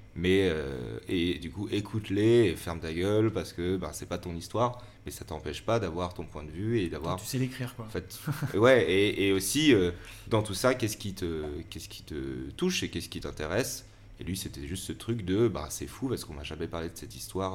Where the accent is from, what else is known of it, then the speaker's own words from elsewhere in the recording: Valence, Auvergne-Rhône-Alpes, France; moved away as an adult; also born or lived in Lyon; j'ai grandi à Valence et j'ai fait une année de fac à Lyon.